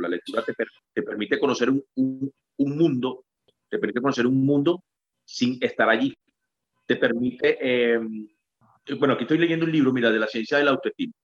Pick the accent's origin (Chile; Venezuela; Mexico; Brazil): Venezuela; moved away; Venezuela es la tierra de mis raíces.